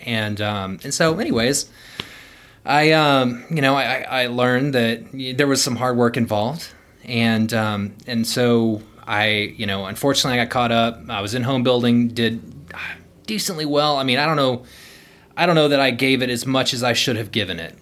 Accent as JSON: {"language": "English", "town": "Houston", "region": "Texas", "country": "United States", "tie": "born or raised there", "also_born_or_lived": "Denver / Midland", "moved": "as an adult", "said": "so I grew up in Houston, um, originally from a, a small town in Central Texas, but, um, yeah, for the most part, I, I lived in South Houston"}